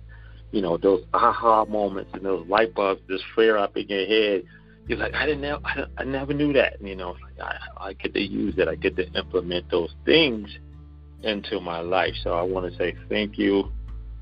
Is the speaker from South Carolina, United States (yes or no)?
yes; Charleston, South Carolina, United States; accent: Geechee; We're actually from Charleston, South Carolina.